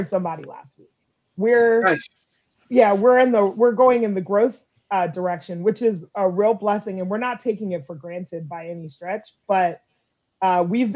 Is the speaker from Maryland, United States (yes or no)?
yes; Montgomery County, Maryland, United States; moved away as an adult; now in Prince George's County, United States; I grew up in Montgomery County as a kid, but I've lived in Prince George's County for 20 plus years